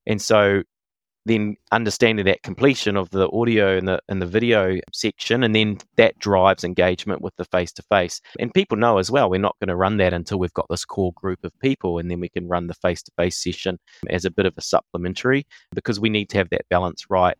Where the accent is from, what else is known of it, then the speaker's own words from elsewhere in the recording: New Zealand; I'm non-Māori, but I see myself as a Kiwi, as a New Zealander